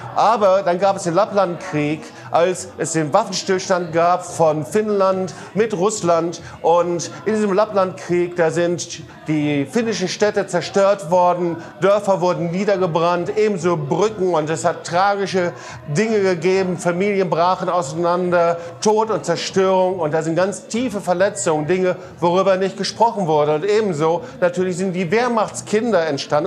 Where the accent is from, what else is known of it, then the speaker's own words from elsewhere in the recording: Germany; ich auch als Deutscher